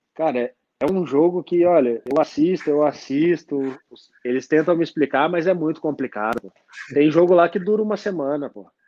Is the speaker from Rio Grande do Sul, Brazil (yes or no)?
no; Mogi Mirim, São Paulo, Brazil; eu sou de Mogi